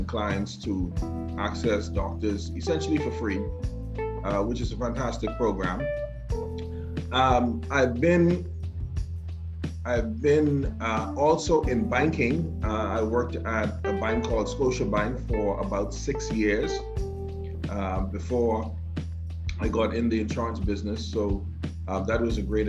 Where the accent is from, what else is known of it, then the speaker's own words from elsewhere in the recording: Grand Bahama, Bahamas; now in Nassau, Bahamas; I was born and raised in Grand Bahama.